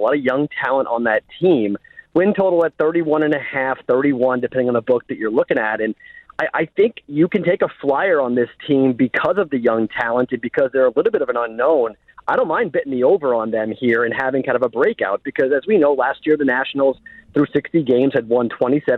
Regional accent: Boston, Massachusetts, United States; I'm a Bostonian

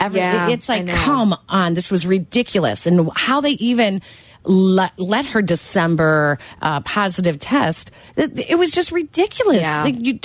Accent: Chicago, Illinois, United States; I grew up in Chicago on the Northwest Side. So there's a lot of different people.

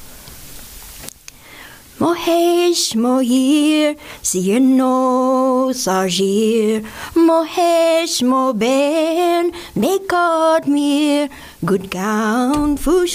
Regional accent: New Orleans, Louisiana, United States; moved away; I grew up in New Orleans, and I started doing art when I was very young

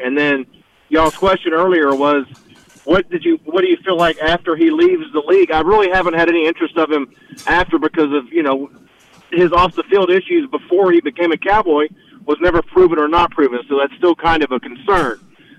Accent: Waco, Texas, United States; You know, I came from Waco, and I used to work in Austin.

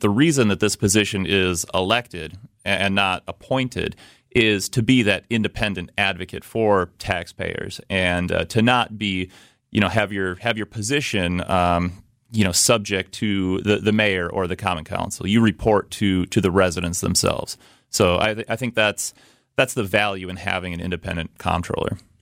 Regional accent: Milwaukee, Wisconsin, United States; I'm a lifelong Milwaukee resident. I grew up on the city's southwest side

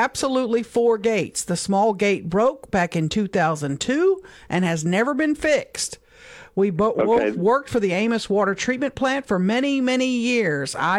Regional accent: Louisiana, United States; I'm from Louisiana

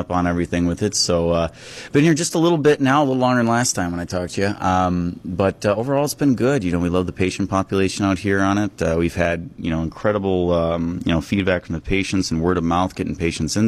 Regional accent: Kenosha, Wisconsin, United States; also born or lived in North Chicago, Illinois / Madison, Wisconsin; I grew up in Kenosha, Wisconsin, kind of on the southeast border.

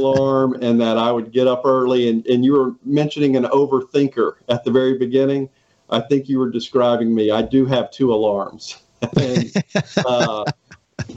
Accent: Southern Illinois, United States; moved away as an adult; also born or lived in Canton, Mississippi; now in Mississippi Gulf Coast, United States; So I actually went to high school up in Southern Illinois

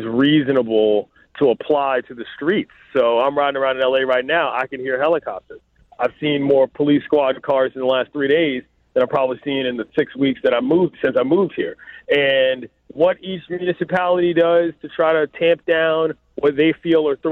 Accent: Washington, District of Columbia, United States; now in Los Angeles, United States; my hometown first. D.C.

